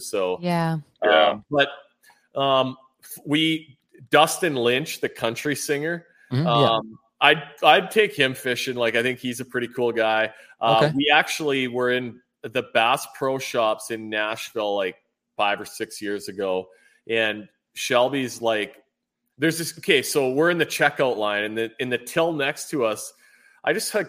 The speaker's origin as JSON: {"language": "English", "country": "Canada"}